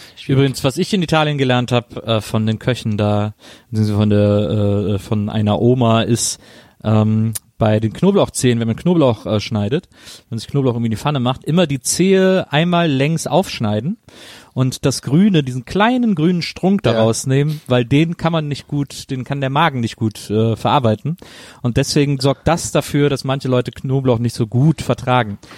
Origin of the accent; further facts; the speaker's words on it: Weßling, Bavaria, Germany; bei uns in Wessling damals an der Schule